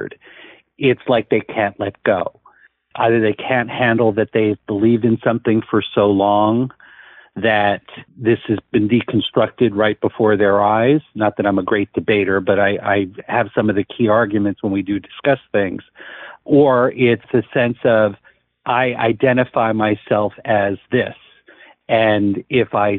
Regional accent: New Jersey, United States; moved away as an adult; also born or lived in Netherlands; I grew up in New Jersey

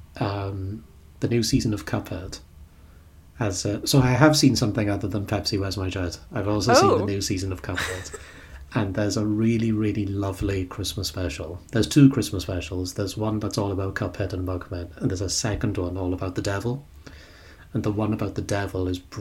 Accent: United Kingdom

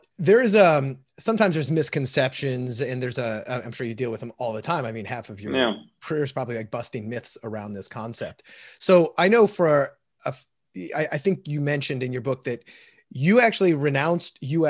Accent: St. Louis, Missouri, United States; I grew up in St. Louis

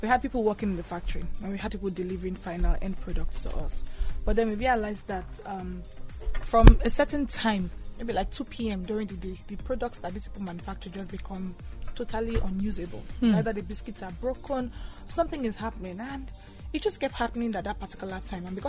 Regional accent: Cross River, Nigeria; I'm from Cross River State in Nigeria

